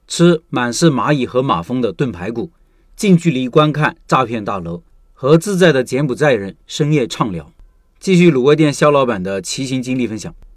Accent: China; 我是中国人

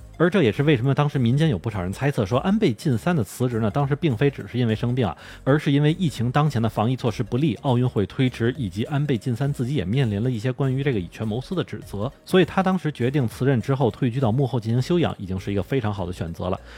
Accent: China; now in Tokyo, Japan; 作为中国人来说

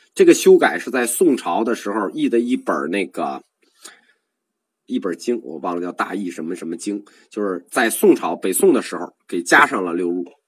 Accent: China; 我们中国人

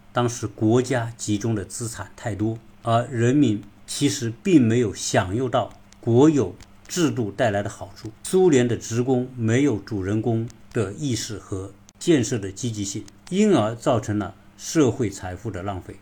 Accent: China; 我们中国人都很熟悉

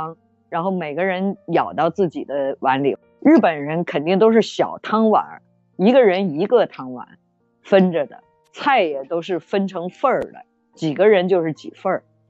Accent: China; 我们中国人吃的时候呢，就会把这个咖喱饭整个拌一下吃。

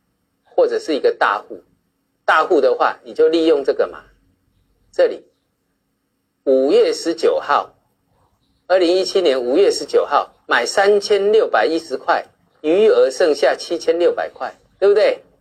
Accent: China; 我常常讲啊，我们是，我们中国人是有钱到被人家笑，真的是这样。

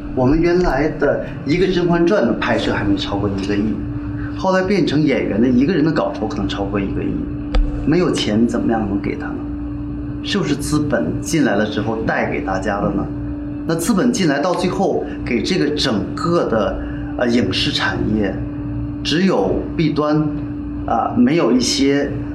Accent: China; 我们中国人

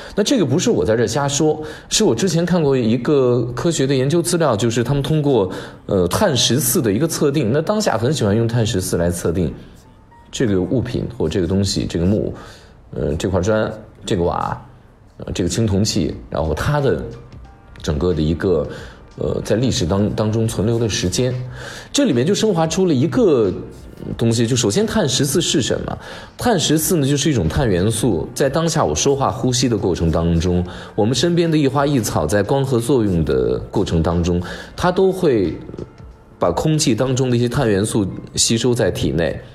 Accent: China; 我们中国人有过流的认知

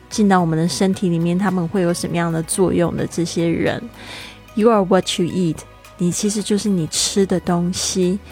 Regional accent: Taiwan; 我们身为台湾人

